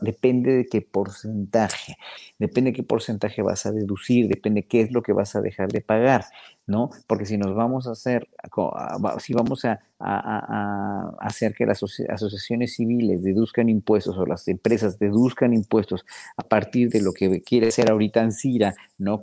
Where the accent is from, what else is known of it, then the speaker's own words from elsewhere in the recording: Mexico; nos pagaban a los solistas mexicanos